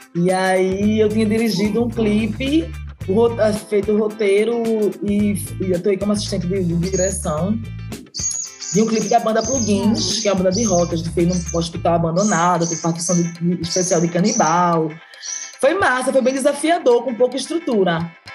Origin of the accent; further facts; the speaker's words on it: Recife, Pernambuco, Brazil; eu morei a vida toda no Barro, na zona oeste do Recife, que é onde eu moro atualmente